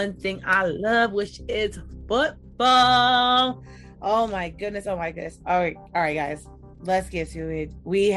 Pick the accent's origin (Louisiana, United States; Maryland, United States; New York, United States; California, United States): New York, United States; this is where my home state, this is where I'm from